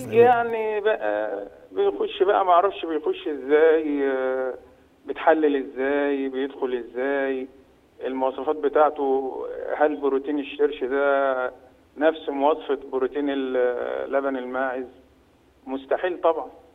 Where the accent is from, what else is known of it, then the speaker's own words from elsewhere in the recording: Egypt; عندنا في مصر هنا